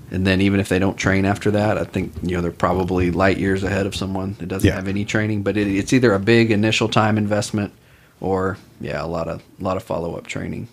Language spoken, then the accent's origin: English; Austin, Texas, United States; I'm from Austin originally